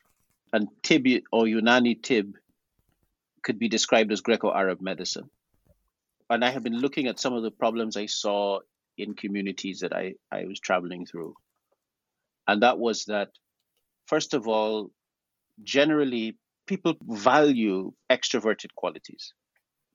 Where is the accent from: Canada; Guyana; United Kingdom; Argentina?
Guyana; My family comes from South America. We're also included regionally within the Caribbean, because I'm from Guyana, and we're Creole.